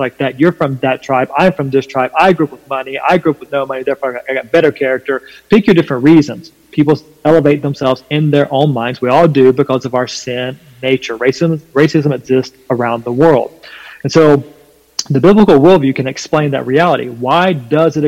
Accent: North Carolina, United States; accent: southern twang; I'm from North Carolina, there's a bit of a southern twang in my voice

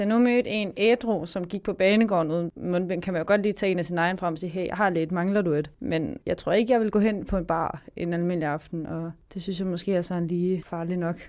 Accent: Varde, Southern Denmark, Denmark; jeg kommer fra Varde

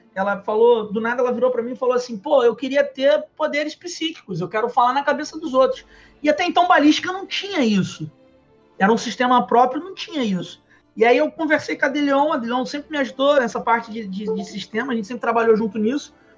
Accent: Nova Iguaçu, Rio de Janeiro, Brazil; a gente morava em Nova Iguaçu, né? Eu ainda sou de Nova Iguaçu

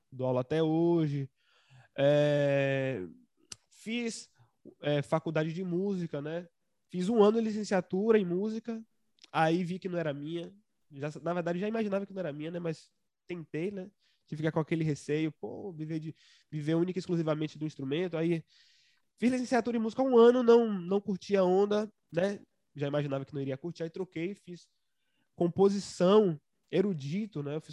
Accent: Santo Amaro, Bahia, Brazil; born there; Nossa, é, é, na, na, verdade, eu sou registrado como um santamarense, né? Mas eu só fiz nascer lá e depois vim.

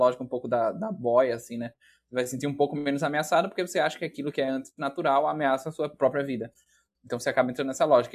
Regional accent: Aracaju, Sergipe, Brazil; moved away as an adult; now in Porto Alegre, Brazil; Embora eu seja de Aracaju, eu mudei de Aracaju para Porto Alegre para fazer a graduação em psicologia.

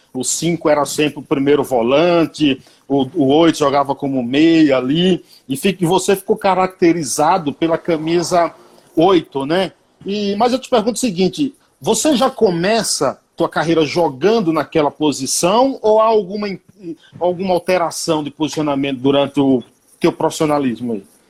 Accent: Paiaiá, Bahia, Brazil; Eu sou do, do Paiaiá

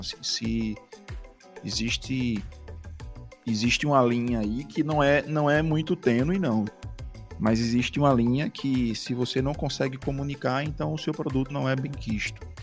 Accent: Northeast Region, Brazil; accent: Nordestino; o nosso sotaque e colocar o nosso sotaque na música

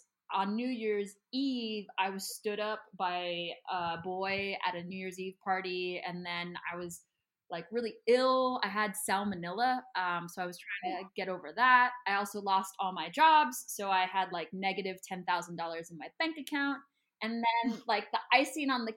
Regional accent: United States; moved away; I always say American too

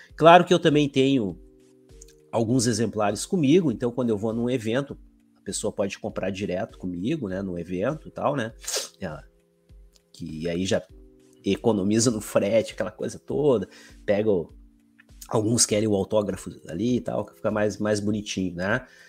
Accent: Alvorada, Rio Grande do Sul, Brazil; eu sou aqui da cidade de Alvorada, grande de Porto Alegre

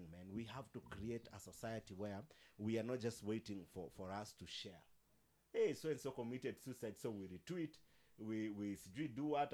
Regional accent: Nairobi, Kenya; I grew up in Mukuru

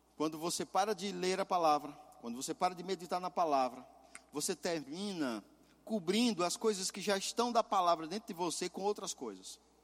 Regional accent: Pernambuco, Brazil; moved away; meu estado, lá de Pernambuco

